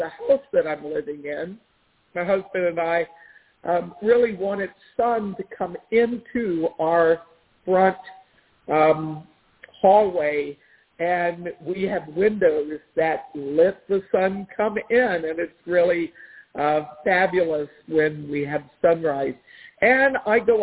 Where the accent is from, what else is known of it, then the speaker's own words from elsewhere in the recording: Washington, District of Columbia, United States; moved away; I grew up in the Washington, D.C. area